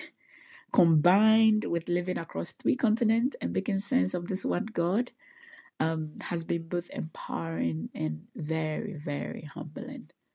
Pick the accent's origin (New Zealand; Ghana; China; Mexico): Ghana; moved away as an adult; also born or lived in United States; I was born and raised in Ghana